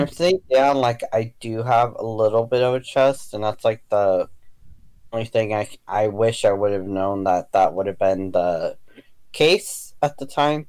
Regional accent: United States; being American and then also being half um, either Mexican or something else

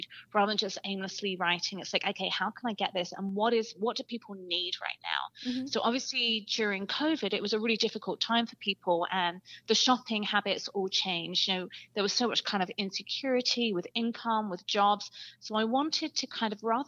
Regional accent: England, United Kingdom; moved away; I grew up in England

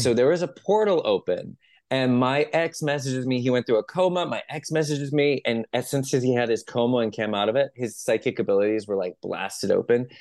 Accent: San Jose, California, United States; we had a metaphysical store at the end of our street in San Jose. I'm from San Jose, like Los Gatos, Campbell

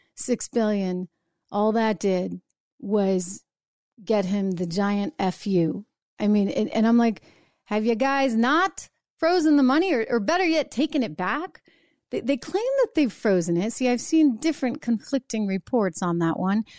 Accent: New Hampshire, United States; My my home state, where I was born and raised, I grew up in New Hampshire

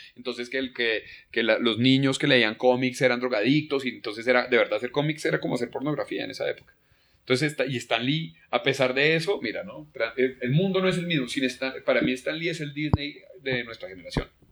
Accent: Colombia

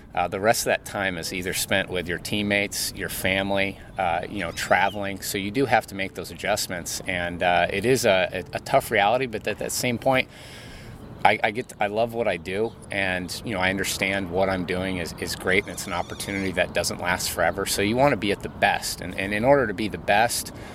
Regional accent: San Diego, California, United States; Growing up in San Diego

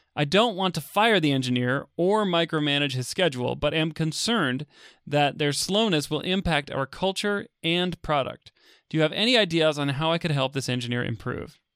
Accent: Texas, United States; I, uh, I grew up in Texas

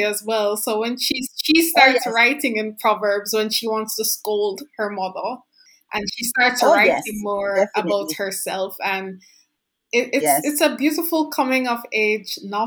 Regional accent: Jamaica; as Jamaican people

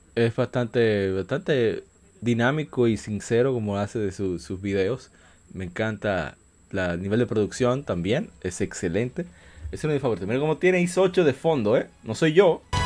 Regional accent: Dominican Republic; para mí que soy de República Dominicana

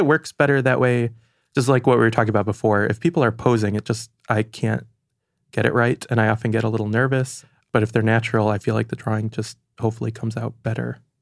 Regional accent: Franklin, Michigan, United States; now in New York, United States; I'm from Michigan, and I like going back there a lot

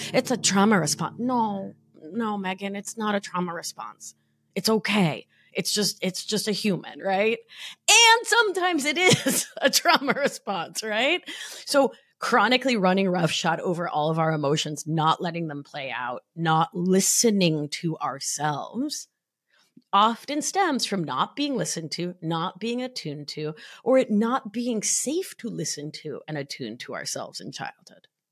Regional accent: Argentina; now in New York, United States; I'm from Argentina

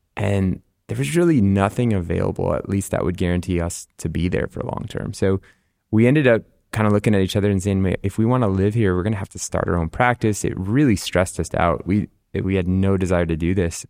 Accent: Rochester, Minnesota, United States; also born or lived in Nebraska / Ohio / La Crosse, Wisconsin; most of my childhood was in Rochester, Minnesota.

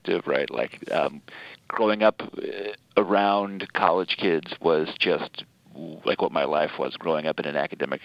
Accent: Middletown, Connecticut, United States; moved away as an adult; also born or lived in Rhode Island / Indiana; now in New York City, United States; I grew up quite literally on Wesleyan University's campus, where my father was a theater professor

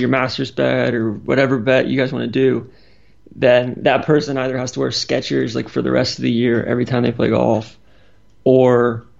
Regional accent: Atlanta, Georgia, United States; I'm from Atlanta.

